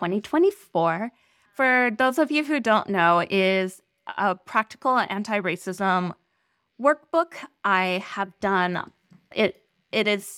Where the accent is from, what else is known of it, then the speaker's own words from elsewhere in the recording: West Virginia, United States; I grew up in Western Virginia